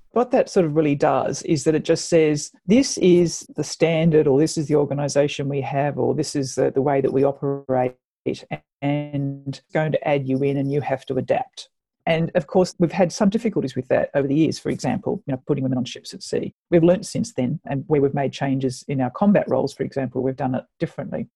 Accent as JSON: {"language": "English", "town": "Sydney", "region": "New South Wales", "country": "Australia", "tie": "born or raised there", "said": "I actually grew up in Sydney in the northern suburbs"}